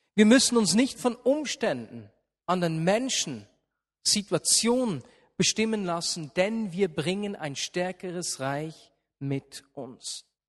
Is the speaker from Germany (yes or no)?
no; Switzerland; bei uns in der Schweiz